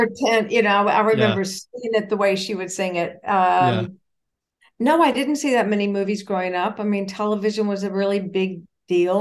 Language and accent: English; Atlanta, Georgia, United States; now in New York, United States; I grew up in Atlanta, Georgia